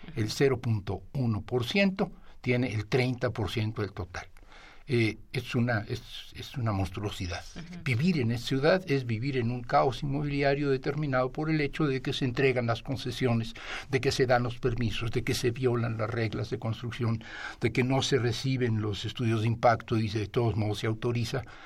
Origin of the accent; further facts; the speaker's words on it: Mexico City, Mexico; como chilango, como ciudadano y, como habitante de esta ciudad